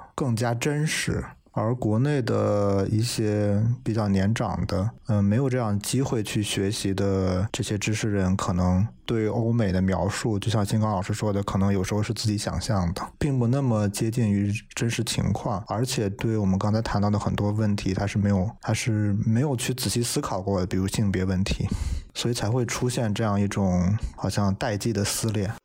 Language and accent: Chinese; Beijing, China; moved away as an adult; now in Oxford, United Kingdom; 从小是在北京这样的大城市，一个很优越的环境当中长大的